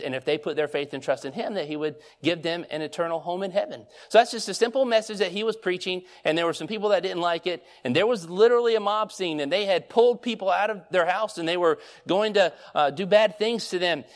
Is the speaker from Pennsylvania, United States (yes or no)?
no; Stockbridge, Georgia, United States; moved away; also born or lived in North Carolina; when we moved from Georgia, I mean, I was born in Stockbridge. We moved to North Carolina